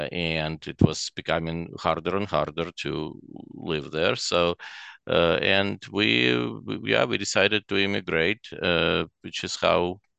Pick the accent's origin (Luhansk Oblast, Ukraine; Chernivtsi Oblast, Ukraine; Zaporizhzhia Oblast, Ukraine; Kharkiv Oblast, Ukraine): Chernivtsi Oblast, Ukraine; Chernivtsi; also born or lived in Russia; now in Canada; So I was born in Russia. And obviously when I was pretty little still, we moved to a western Ukrainian city of Chernivtsi. So for 16 years after that, I lived in Ukraine, or what at the time was the Soviet Union.